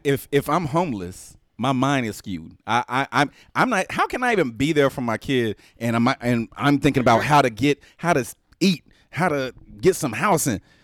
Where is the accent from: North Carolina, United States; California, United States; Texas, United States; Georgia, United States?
Texas, United States; I'm from the South, Texas